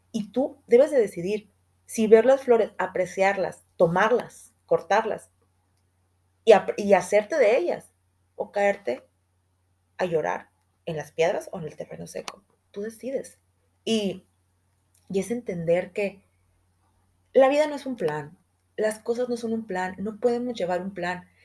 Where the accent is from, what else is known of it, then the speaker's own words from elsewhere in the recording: Guadalajara, Jalisco, Mexico; somos de Guadalajara